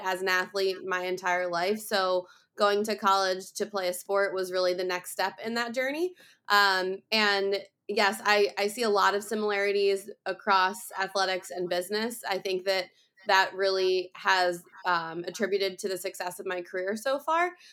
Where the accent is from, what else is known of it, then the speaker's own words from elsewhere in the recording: outside of Philadelphia, Pennsylvania, United States; moved away as an adult; also born or lived in Iowa; I grew up outside of Philadelphia and Pennsylvania